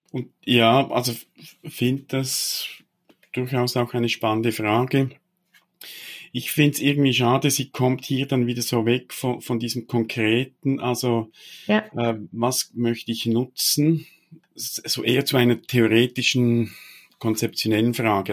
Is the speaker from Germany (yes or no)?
no; Switzerland; also born or lived in Biel; als Schweizer oder Teil der, der Schweizer Kultur